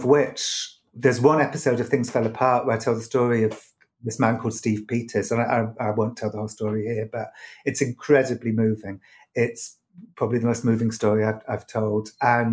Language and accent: English; United Kingdom; moved away as an adult; now in United States; I grew up with it in Britain.